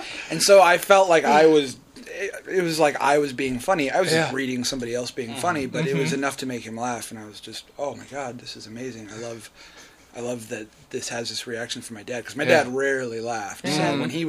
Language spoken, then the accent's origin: English; Denver, Colorado, United States